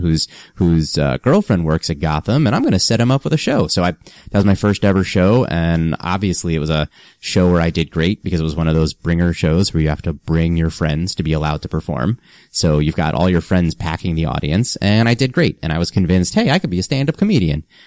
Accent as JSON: {"language": "English", "town": "Freehold", "region": "New Jersey", "country": "United States", "tie": "born or raised there", "moved": "as an adult", "lives_now": "New York City, United States", "said": "grew up grew up in New Jersey, central Jersey"}